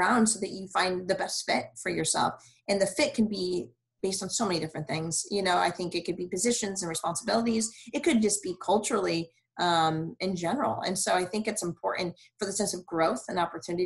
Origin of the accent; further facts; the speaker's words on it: Michigan, United States; also born or lived in Cleveland, Ohio; now in Houston, United States; I'm from Michigan